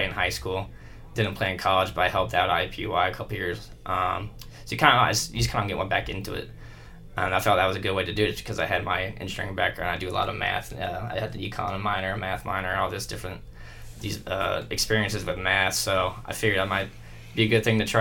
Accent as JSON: {"language": "English", "town": "New Palestine", "region": "Indiana", "country": "United States", "tie": "born or raised there", "said": "I was originally born and raised in New Palestine"}